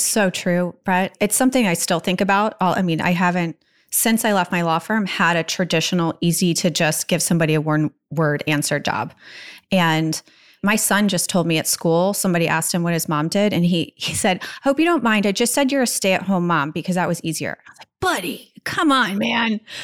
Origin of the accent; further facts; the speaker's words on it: Virginia Beach, Virginia, United States; growing up in Virginia Beach